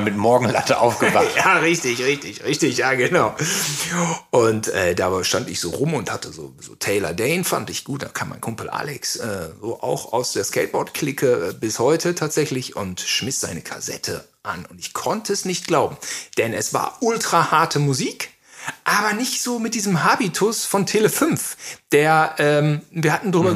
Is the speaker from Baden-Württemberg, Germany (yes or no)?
no; Gütersloh, North Rhine-Westphalia, Germany; now in Berlin, Germany; in der Oberstufe in Gütersloh